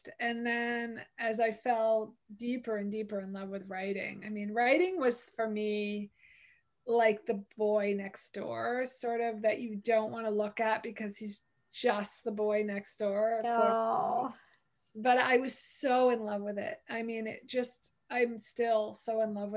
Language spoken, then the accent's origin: English; Connecticut, United States; I grew up in Connecticut, so I'd been in and out of the city all my life